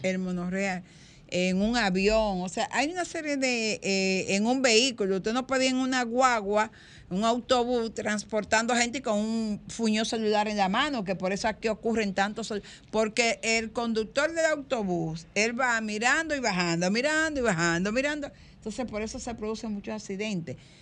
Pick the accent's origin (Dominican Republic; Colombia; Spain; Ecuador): Dominican Republic